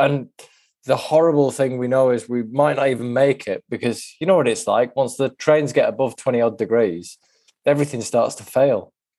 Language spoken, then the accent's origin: English; the Northwest, North West England, United Kingdom; now in Bromley, United Kingdom; I'm from the Northwest, and it was a revelation to me moving down here